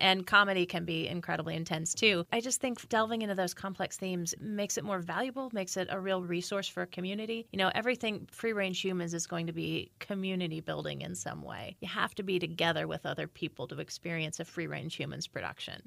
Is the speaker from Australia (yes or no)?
no; Indiana, United States; moved away as an adult; also born or lived in Chicago, United States / New York, United States; now in Frederick, United States; I'm from Indiana originally, then Northwestern in Chicago, and then, uh, New York for fifteen years